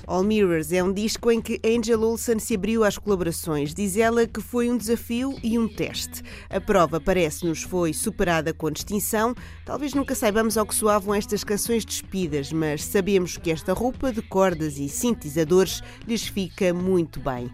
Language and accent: Portuguese; Portugal; Como bons portugueses